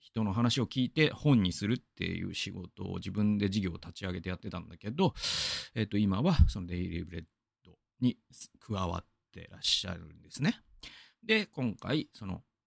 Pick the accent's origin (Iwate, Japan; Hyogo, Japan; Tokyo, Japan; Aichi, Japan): Aichi, Japan; Gamagori; 僕が出身なのは蒲郡